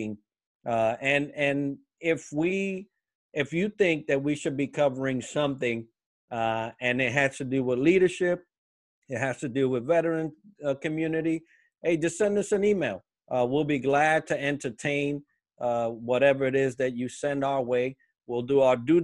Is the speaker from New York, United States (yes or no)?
yes; New York City, New York, United States; moved away; also born or lived in Puerto Rico; we were born in Puerto Rico, but we headed up Northeast when we was younger. We're actually both from New York City, and the Bronx